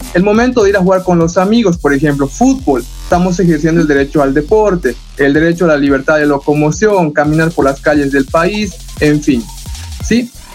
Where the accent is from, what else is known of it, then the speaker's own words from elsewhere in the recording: Bolivia; todos los que nacemos en territorio boliviano somos bolivianos